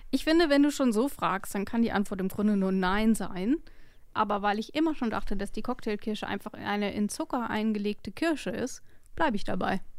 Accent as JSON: {"language": "German", "region": "West Germany", "country": "Germany", "said": "ich komme aus dem Westen"}